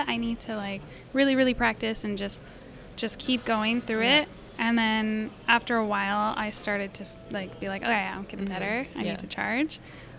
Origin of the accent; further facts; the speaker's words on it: New Mexico, United States; Yeah, so I come from New Mexico, and El Paso, Texas was like a 45-minute drive.